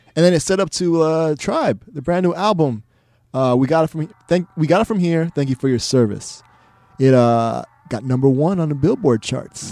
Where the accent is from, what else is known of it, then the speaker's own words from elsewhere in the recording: Miami, Florida, United States; growing up in Miami